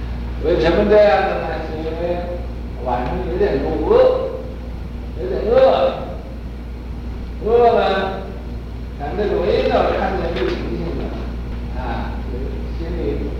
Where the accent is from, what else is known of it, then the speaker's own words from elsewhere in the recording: Hubei, China; 锅巴就是饭焦，广东叫饭焦，我们湖北人叫锅巴，啊，湖北人叫这个年糕啊，不叫年糕，叫糍粑